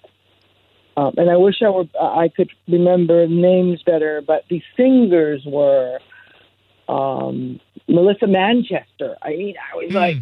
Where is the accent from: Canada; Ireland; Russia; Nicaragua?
Nicaragua; English is a second language; moved away; also born or lived in Boyle Heights, Los Angeles, California; I was born in Boyle Heights, California, raised in Nicaragua